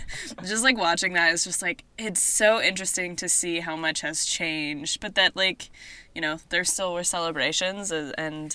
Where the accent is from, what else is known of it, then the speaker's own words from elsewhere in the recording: Idaho, United States; my hometown